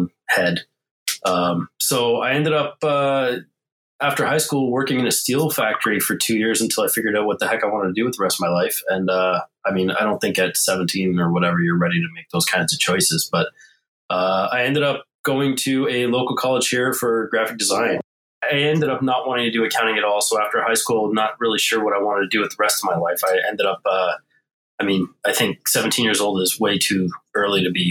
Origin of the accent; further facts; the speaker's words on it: Montreal, Quebec, Canada; also born or lived in Ontario; now in Toronto area, Canada; I'm originally born and raised in South Shore, suburbia of Montreal. Been in Ontario, now near Toronto, for the last 25 years or so